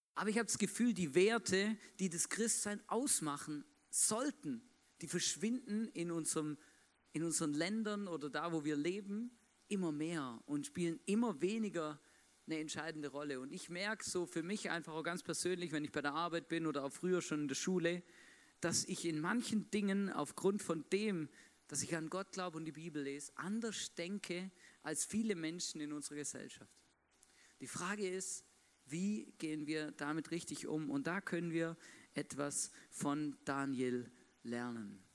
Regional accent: Swabia, Germany; moved away; ich bin ja gebürtiger Schwabe

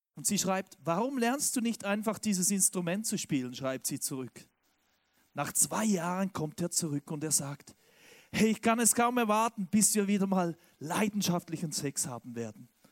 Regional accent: Switzerland; now in Stuttgart, Germany; Ich bin ja Schweizer

